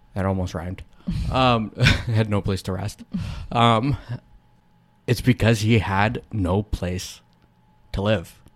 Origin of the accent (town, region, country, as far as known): United States